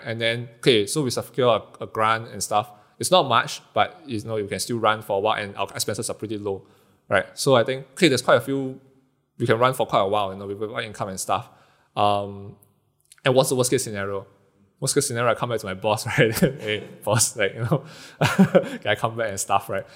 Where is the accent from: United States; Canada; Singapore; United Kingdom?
Singapore; being Singaporean, live in houses that's not too big